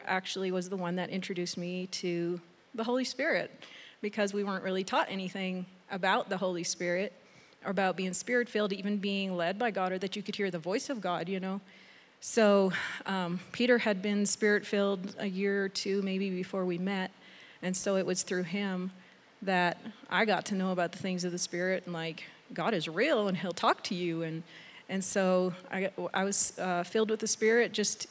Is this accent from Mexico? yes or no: yes; Mexico; also born or lived in Canada / Texas; now in United States; I was born in Mexico, and then I lived in Canada for 12 years, back in Mexico for 3 years as a teenager, and then to Texas, and so Texas is so far the longest place I've lived